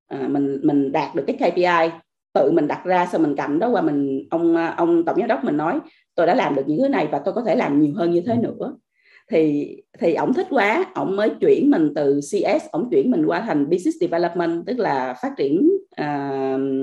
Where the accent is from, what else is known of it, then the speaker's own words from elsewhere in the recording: Vietnam; moved away as an adult; also born or lived in Australia; mình là người Việt Nam mình ở nước ngoài